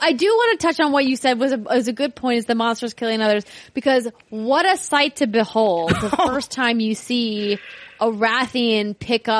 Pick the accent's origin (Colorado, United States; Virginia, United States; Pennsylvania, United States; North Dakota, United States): North Dakota, United States; I'm from North Dakota